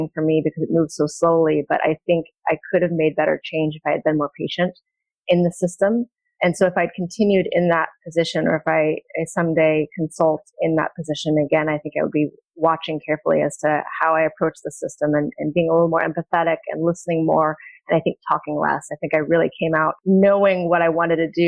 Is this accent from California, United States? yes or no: yes; California, United States; moved away as an adult; also born or lived in New York; I grew up in California